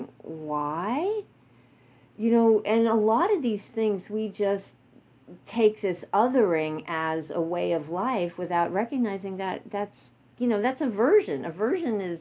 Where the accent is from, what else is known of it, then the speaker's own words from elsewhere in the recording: New York, United States; I grew up in New York